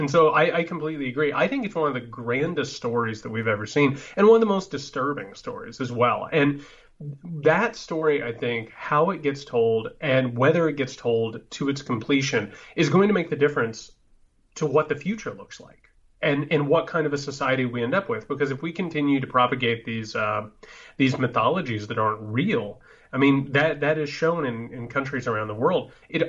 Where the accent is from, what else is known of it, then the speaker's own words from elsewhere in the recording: Indiana, United States; And I was raised in Indiana, right?